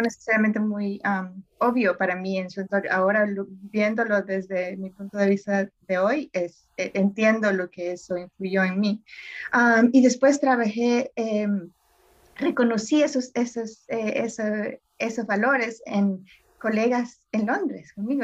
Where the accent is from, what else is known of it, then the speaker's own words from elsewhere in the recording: El Salvador; moved away; crecí en El Salvador